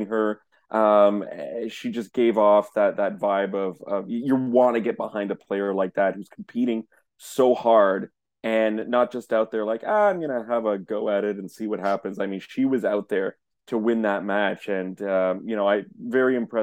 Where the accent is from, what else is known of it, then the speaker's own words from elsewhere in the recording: Canada; us being Canadian tennis journalists